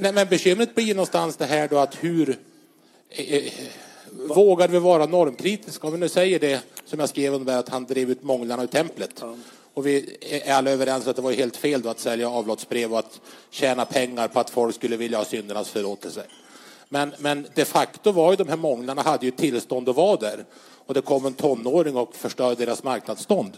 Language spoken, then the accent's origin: Swedish; Vännäs, Västerbotten County, Sweden; har ju ett förflutet i kyrkans ungdom hemma i Vännäs